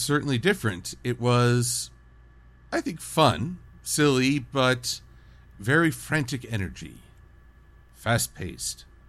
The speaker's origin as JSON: {"language": "English", "country": "United States", "said": "I'm American"}